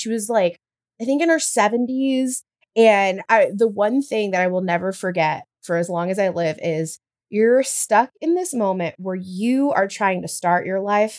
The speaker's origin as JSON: {"language": "English", "region": "the Bible Belt", "country": "United States", "tie": "born or raised there", "said": "I grew up in the Bible Belt"}